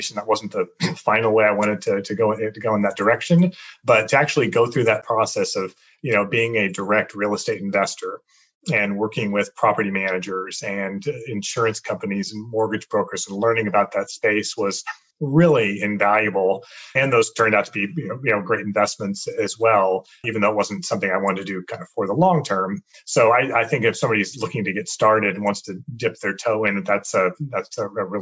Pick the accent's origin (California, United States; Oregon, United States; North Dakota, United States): California, United States; San Jose; also born or lived in Europe / Sacramento area; I was born and raised in San Jose, so I always lived in the Silicon Valley area